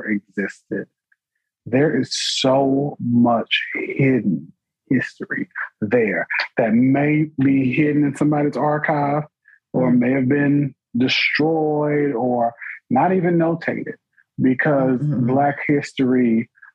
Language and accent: English; New Bern, North Carolina, United States; my hometown